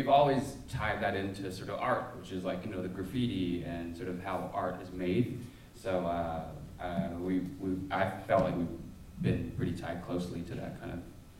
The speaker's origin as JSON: {"language": "English", "town": "Portland", "region": "Oregon", "country": "United States", "tie": "born or raised there", "said": "growing up in Portland"}